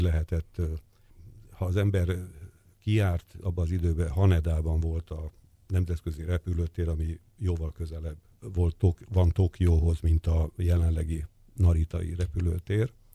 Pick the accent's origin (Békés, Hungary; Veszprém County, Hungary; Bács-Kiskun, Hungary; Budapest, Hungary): Budapest, Hungary; Én Kispesten nőttem fel